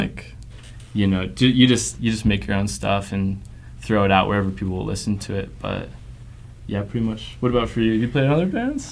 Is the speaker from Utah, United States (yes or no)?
yes; Provo, Utah, United States; I grew up in Provo, Utah, the Dirty P